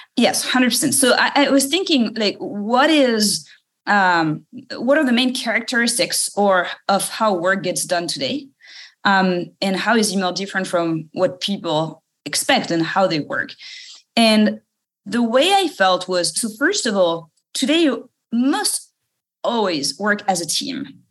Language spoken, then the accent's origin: English; suburb of Paris, Île-de-France, France; English is a second language; moved away; maybe you can tell from my accent. I was uh, born in France, uh, in the suburb of Paris